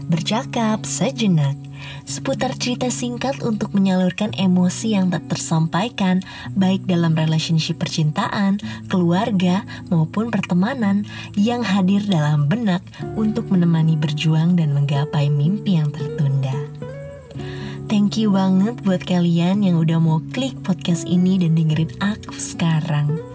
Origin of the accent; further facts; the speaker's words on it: Jakarta, Indonesia; born there; now in Bogor, Indonesia; Aku lahir di Jakarta 13 Agustus 2000.